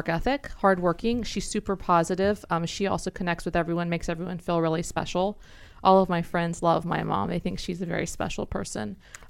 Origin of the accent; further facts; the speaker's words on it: Houston, Texas, United States; Houston, Texas.